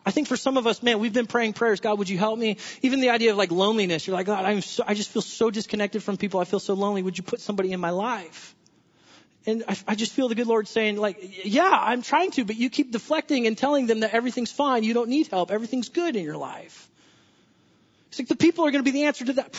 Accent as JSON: {"language": "English", "region": "Southern California", "country": "United States", "tie": "born or raised there", "said": "I'm from Southern California"}